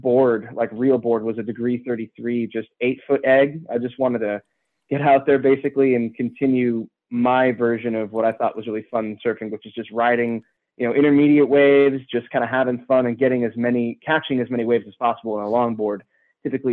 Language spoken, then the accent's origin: English; San Diego, California, United States; I grew up and born and raised in San Diego, more in the suburbs